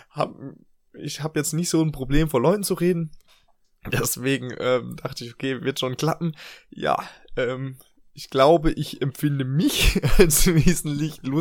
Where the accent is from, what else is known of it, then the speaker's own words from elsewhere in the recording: Germany; moved away; wir als Deutsche, wir beide.